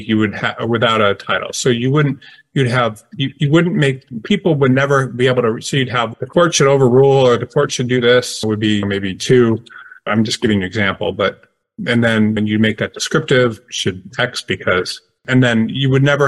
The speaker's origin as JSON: {"language": "English", "town": "Detroit", "region": "Michigan", "country": "United States", "said": "I'm from Detroit"}